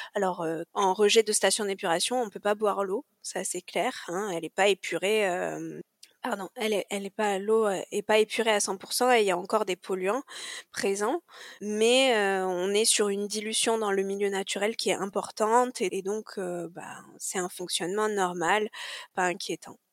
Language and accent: French; Corsica, France; moved away; also born or lived in Marseille; j'ai grandi en Corse